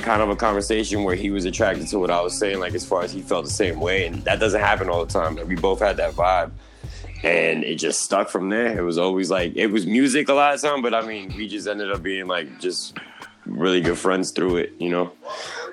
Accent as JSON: {"language": "English", "area": "Montgomery County", "region": "Maryland", "country": "United States", "tie": "born or raised there", "also_born_or_lived": "Hoboken, New Jersey / Washington, D.C. / Florida", "moved": "yes", "lives_now": "Jersey City, United States", "said": "I ended up, you know, in Maryland, Montgomery County. Pretty much raised there. Now I'm back in Jersey."}